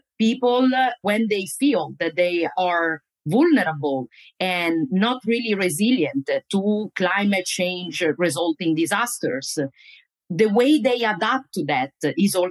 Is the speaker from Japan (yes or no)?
no; Italy; moved away as an adult; also born or lived in Florida, United States / New Jersey, United States; now in United States; I am originally from Italy, where I got my first steps in the academic